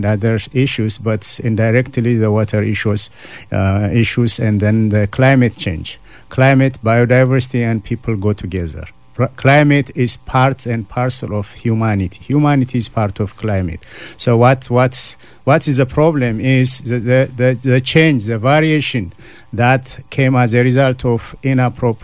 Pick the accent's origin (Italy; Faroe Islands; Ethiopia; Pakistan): Ethiopia; moved away as an adult; now in Canada; I'm originally from Ethiopia, so I grew up in the farming community